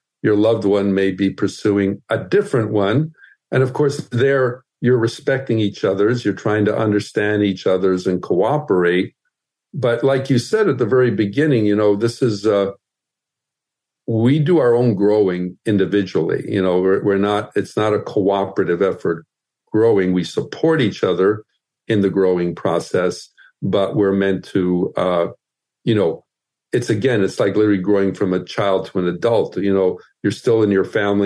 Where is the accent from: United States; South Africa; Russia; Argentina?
United States; Midwest; moved away; also born or lived in Southern California; I grew up in the Midwest